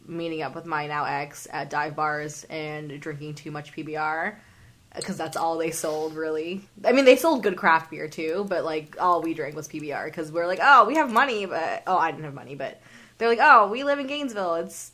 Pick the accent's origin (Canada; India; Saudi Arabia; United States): Canada; As a Canadian, I can guarantee you that is not how they spell grill.